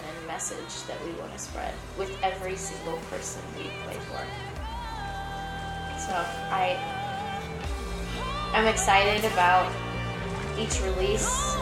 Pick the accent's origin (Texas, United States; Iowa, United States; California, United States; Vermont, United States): Iowa, United States; Dubuque; moved away as an adult; also born or lived in Vilseck, Germany; now in Los Angeles, United States; I started studying in Dubuque, Iowa, my hometown